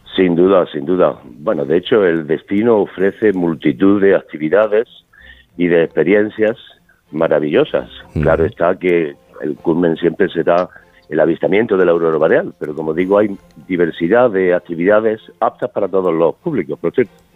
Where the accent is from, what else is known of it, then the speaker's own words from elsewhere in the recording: Granada, Andalusia, Spain; moved away as an adult; also born or lived in Stockholm, Sweden; yo soy nacido en Granada